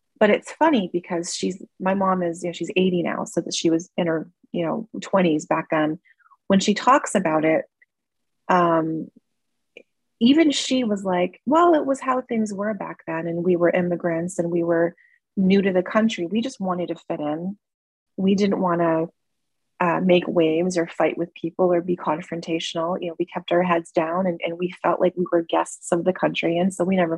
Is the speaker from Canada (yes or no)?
yes; Toronto, Ontario, Canada; growing up in Toronto